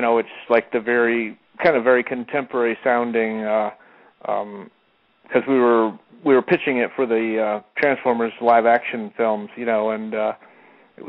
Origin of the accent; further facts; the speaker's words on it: Florida, United States; moved away as an adult; also born or lived in Colorado; now in California, United States; I grew up in Florida